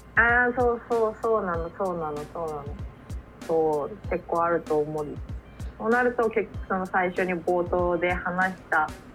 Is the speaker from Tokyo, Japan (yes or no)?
yes; Tokyo's 23 wards, Japan; 生まれ育った23個を離れ心機一転、えー、一人暮らしを始めようと思います